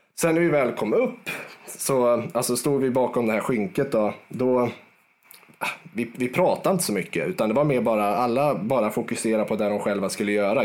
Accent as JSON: {"language": "Swedish", "town": "Garphyttan", "region": "Örebro County", "country": "Sweden", "tie": "born or raised there", "said": "är född och uppväxt, eh, två mil utanför Örebro, i en liten håla som heter Garphyttan"}